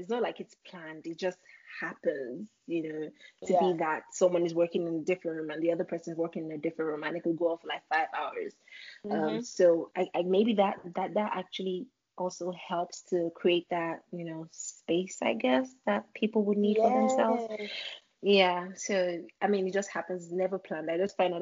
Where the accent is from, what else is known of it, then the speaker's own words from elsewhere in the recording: Nigeria; moved away as an adult; now in United States; I'm from Nigeria